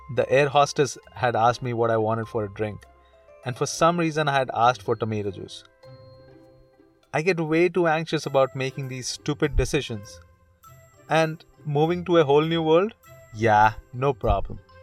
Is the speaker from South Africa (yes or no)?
no; India; moved away as an adult; now in Canada; I'm from India.